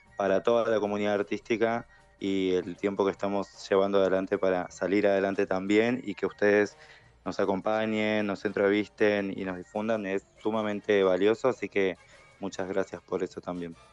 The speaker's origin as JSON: {"language": "Spanish", "region": "Neuquén", "country": "Argentina", "tie": "born or raised there", "also_born_or_lived": "Rosario", "moved": "as an adult", "said": "la única neuquina en esta categoría"}